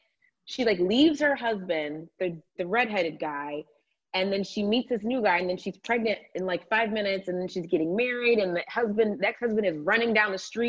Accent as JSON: {"language": "English", "region": "Georgia", "country": "United States", "said": "in the state of, I'm from Georgia, in the state of Georgia."}